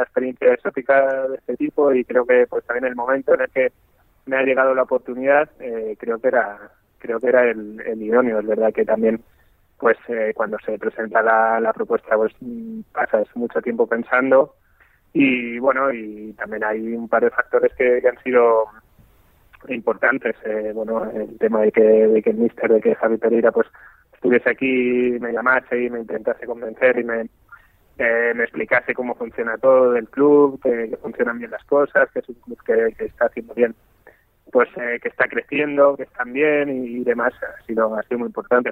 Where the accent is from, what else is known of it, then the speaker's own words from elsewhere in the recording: Castilla-La Mancha, Spain; moved away as an adult; now in China; yo jugaba al fútbol en mi pueblo, sí destacaba tal, en Castilla-La Mancha